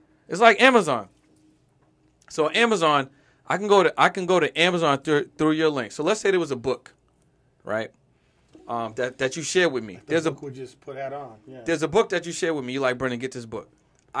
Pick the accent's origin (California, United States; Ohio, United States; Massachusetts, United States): Massachusetts, United States; Boston; moved away as an adult; now in Los Angeles, United States